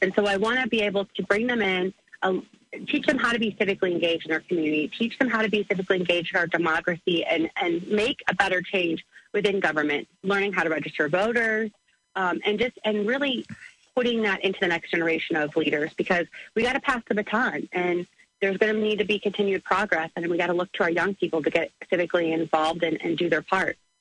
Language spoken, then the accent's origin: English; Granite City, Illinois, United States; I grew up in Granite City.